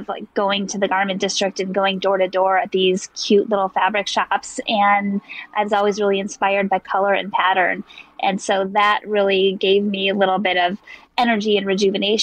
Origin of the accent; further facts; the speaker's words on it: Michigan, United States; growing up, we would be going to art fairs and like checking out all these homemade things in my hometown in Michigan